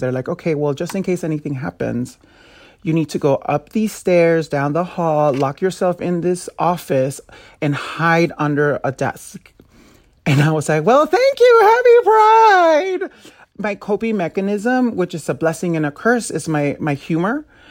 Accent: Los Angeles, California, United States; I'm originally from South Central L

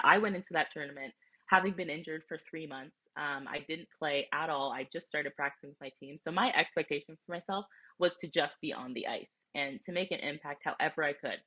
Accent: near Toronto, Ontario, Canada; also born or lived in Wisconsin; I grew up near Toronto, my family's close

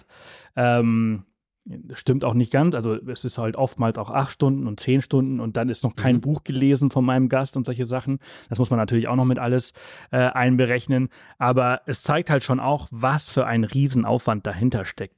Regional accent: Mallorca, Balearic Islands, Spain; also born or lived in Southern Germany; now in Germany; Wir haben die letzten zwei Jahre auf Mallorca gelebt, da wo ich herkomme. Ich bin dort geboren und aufgewachsen

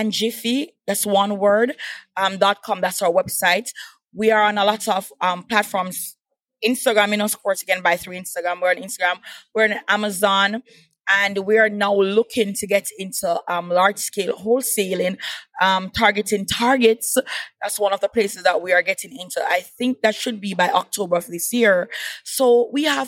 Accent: Kingston, Jamaica; accent: Patois; moved away as an adult; also born or lived in Montego Bay, Jamaica; now in United States; I represent the island of Jamaica. Yes, that's where I'm from. And as I was telling Karen earlier, that I've been moving all over Jamaica because I was born in Kingston. And after my first year of college, I migrated to Montego Bay

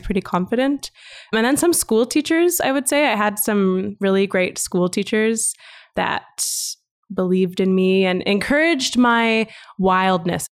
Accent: Calgary, Alberta, Canada; first language English; also born or lived in Vancouver; born and raised in Calgary

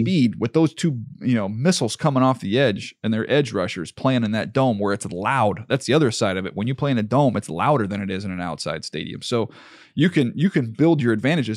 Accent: San Diego, California, United States; moved away as an adult; also born or lived in Northeast Louisiana; I grew up in San Diego

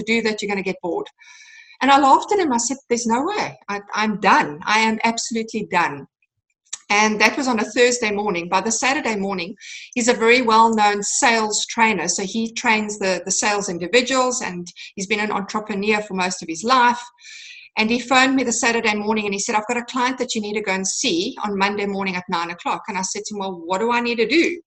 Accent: Cape Town, Western Cape, South Africa; I'm from South Africa, Cape Town, South Africa, and born and bred

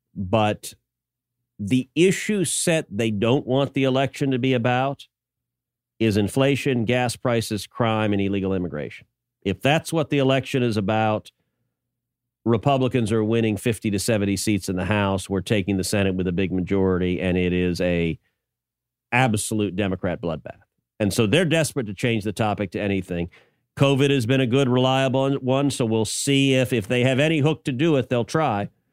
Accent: Houston, Texas, United States; growing up in Houston, when I was a little kid

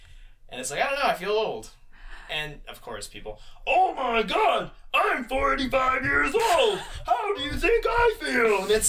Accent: Canada; we're all Canadian.

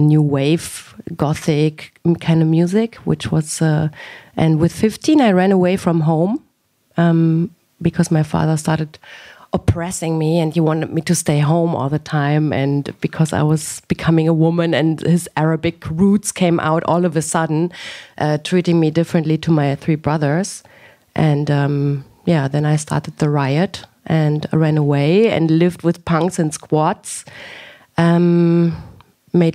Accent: Germany; also born or lived in Damascus, Syria; my father decided that we moved to Germany. And then I grew up in Germany with my three brothers

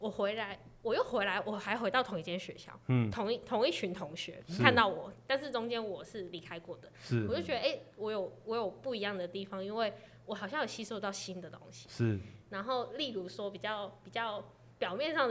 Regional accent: Macau; first language Cantonese; Chinese is a second language; moved away as an adult; now in Chiayi, Taiwan; 我自己的十八岁之前的生活都在澳门

